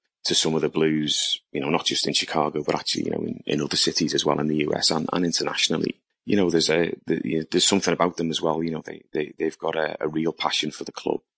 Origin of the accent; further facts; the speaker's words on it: Liverpool, North West England, United Kingdom; moved away as an adult; I moved away from Liverpool, for a number of years